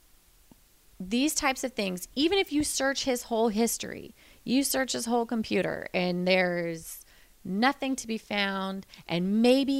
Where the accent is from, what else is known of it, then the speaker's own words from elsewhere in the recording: Florida, United States; moved away; I grew up in Florida